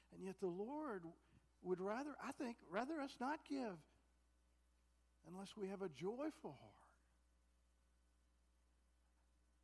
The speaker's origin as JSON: {"language": "English", "country": "United States", "said": "I'm American, and proud to be an American"}